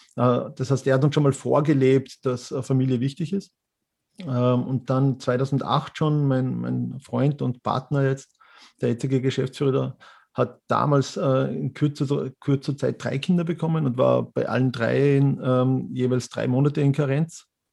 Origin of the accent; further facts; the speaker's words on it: Mürz Valley, Styria, Austria; moved away as an adult; now in Vienna, Austria; Ich bin äh, gebürtiger Steirer, also Mürztaler und mich hat es 1996 wegen des Veterinärmedizinstudiums nach Wien verschlagen